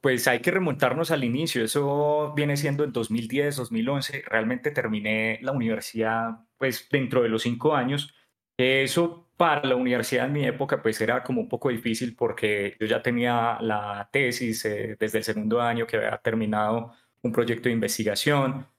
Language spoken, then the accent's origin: Spanish; Pereira, Risaralda, Colombia; moved away as an adult; also born or lived in Cartagena; now in Bogotá, Colombia; soy pereirano, pues ya llevo viviendo acá en Bogotá más de 10 años, mi segunda casa